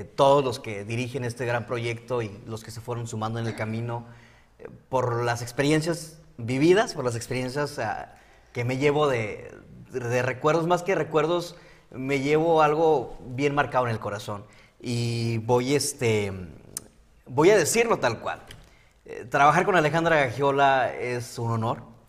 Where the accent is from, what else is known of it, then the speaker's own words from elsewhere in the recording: Tijuana, Baja California, Mexico; como locales